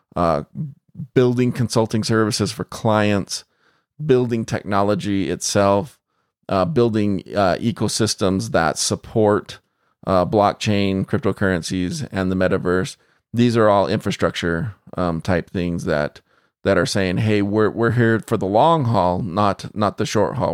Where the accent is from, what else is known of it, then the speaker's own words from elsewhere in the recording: United States; as an American